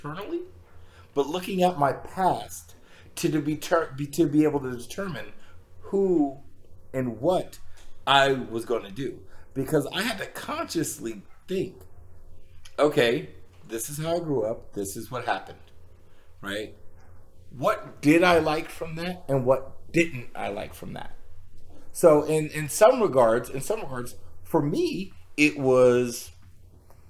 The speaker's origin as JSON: {"language": "English", "town": "Kansas City", "region": "Missouri", "country": "United States", "tie": "born or raised there", "said": "Growing up in Kansas City"}